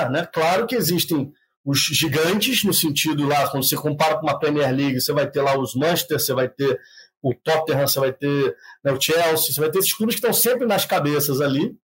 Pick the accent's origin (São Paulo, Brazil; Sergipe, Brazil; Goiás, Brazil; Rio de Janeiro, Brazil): Rio de Janeiro, Brazil; moved away; eu sou do Rio de Janeiro, nasci no Rio de Janeiro.